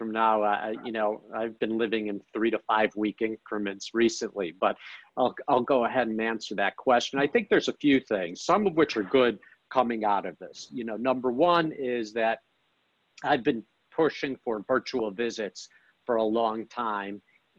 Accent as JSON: {"language": "English", "town": "Chicago", "region": "Illinois", "country": "United States", "lives_now": "Dallas, United States", "said": "I came from Chicago to Dallas, I've had a lot of good fortune being here at the right time."}